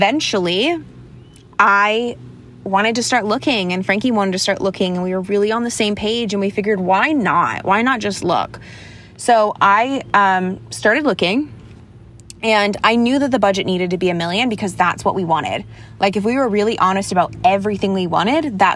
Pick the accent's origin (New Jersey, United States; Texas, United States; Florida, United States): Florida, United States; moved away; also born or lived in Connecticut; I grew up in Florida.